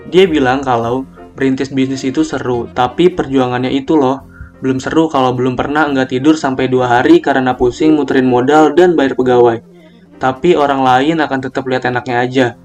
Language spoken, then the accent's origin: Indonesian; Bandung, West Java, Indonesia; Aku jadi bingung padahal aku orang Bandung bukan orang Jakarta.